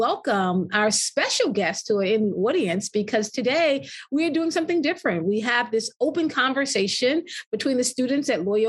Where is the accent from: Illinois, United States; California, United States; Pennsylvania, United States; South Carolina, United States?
South Carolina, United States; South Carolina led the effort, my home state